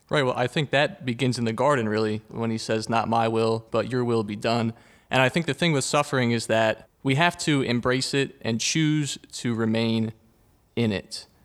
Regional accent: Huntingdon Valley, Pennsylvania, United States; I am from Huntington Valley

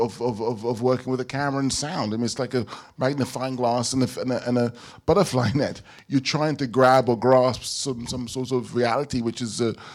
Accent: London, United Kingdom; a black child growing up in London

